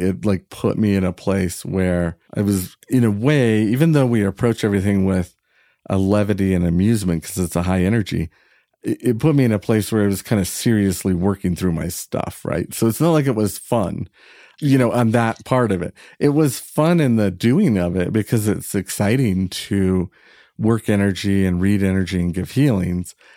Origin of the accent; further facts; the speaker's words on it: Northern California, United States; I was from Northern California